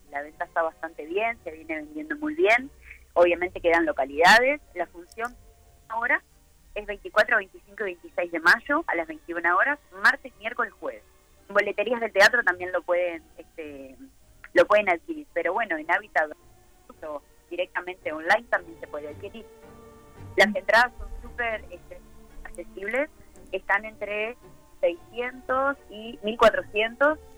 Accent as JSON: {"language": "Spanish", "country": "Uruguay", "said": "acá además también nosotros somos uruguayos, ¿no?"}